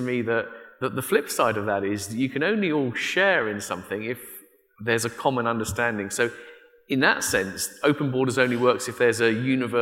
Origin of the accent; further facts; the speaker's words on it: United Kingdom; in Britain, I'm from Britain